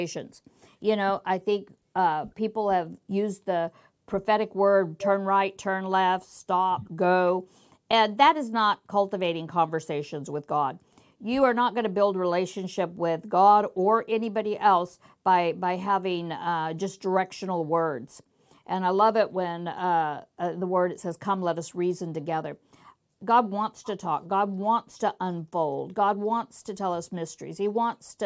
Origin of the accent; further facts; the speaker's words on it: United States; I'm American